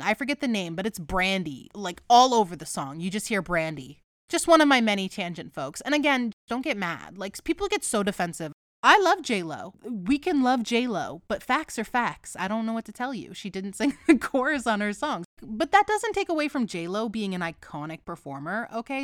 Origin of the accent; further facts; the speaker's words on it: United States; I am an uncultured American